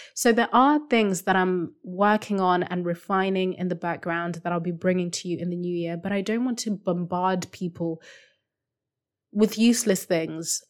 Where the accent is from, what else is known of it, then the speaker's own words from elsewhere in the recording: Zimbabwe; first language Shona; English is a second language; moved away; I still speak my language, I mean, it's my first language, Shona